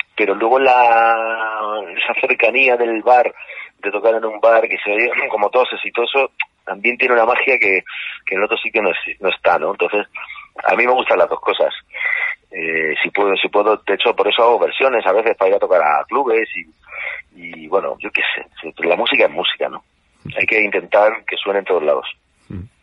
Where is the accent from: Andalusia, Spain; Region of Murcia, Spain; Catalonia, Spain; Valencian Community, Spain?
Region of Murcia, Spain; Murcia; moved away as an adult; also born or lived in Santiago, Chile / Galicia / Madrid; now in Pedreguer, Spain; luego viví en Murcia toda mi adolescencia, infancia, adolescencia y muchos años. Donde más he vivido es en Murcia, luego me crié en Murcia